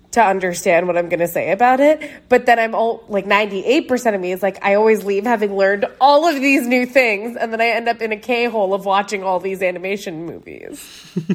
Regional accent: New York, United States; growing up in New York

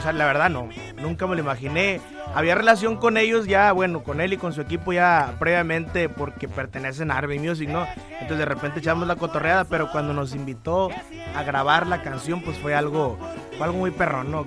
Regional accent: Culiacán, Sinaloa, Mexico; also born or lived in Durango / Michoacán; mí me llevan a vivir a Culiacán y pues ahí fue donde, crecimos

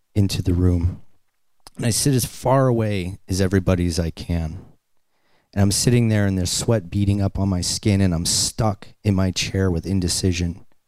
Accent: Boston, Massachusetts, United States; I'm a kid from Boston, and I grew up on welfare

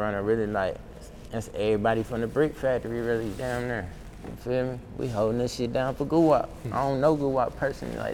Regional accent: Carolina, United States; I'm from Carolina

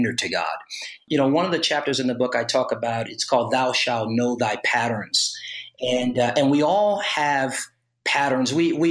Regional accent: Los Angeles, California, United States; also born or lived in Oakland, California; I was born in Oakland, California, but was raised in Los Angeles

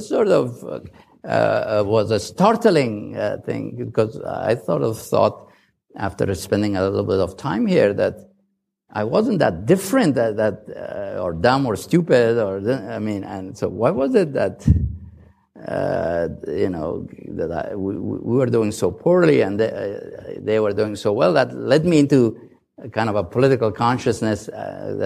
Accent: Mazar-i-Sharif, Balkh, Afghanistan; moved away as an adult; also born or lived in Kabul; now in United States; I was born in Mazar

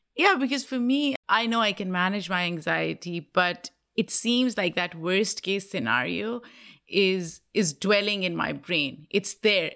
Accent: Pakistan; moved away as an adult; now in United States; growing up in Pakistan

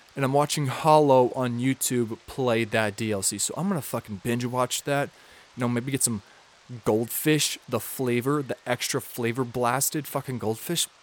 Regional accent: Minnesota, United States; I'm from Minnesota, so we mispronounce a bunch of shit

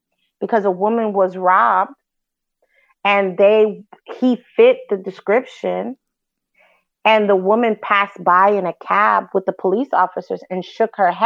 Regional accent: New York City, New York, United States; my childhood growing up in New York City.

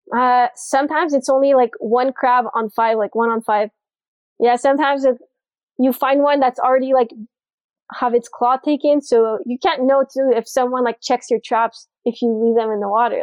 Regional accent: Montreal, Quebec, Canada; moved away as an adult; now in Fort Lauderdale, United States; I'm from Montreal, Canada. So that's why I talk a little funny sometimes.

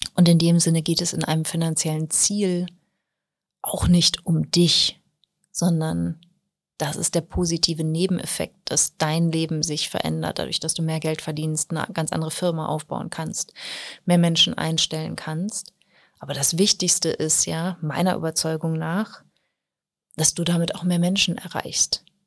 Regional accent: Germany; bei uns in Deutschland

